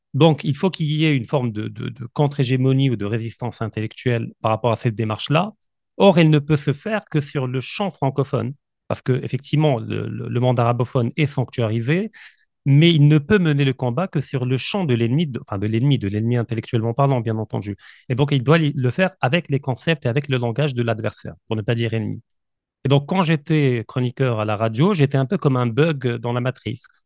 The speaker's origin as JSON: {"language": "French", "country": "Morocco", "said": "je suis marocain, effectivement, euh, mais je suis également de nationalité russe"}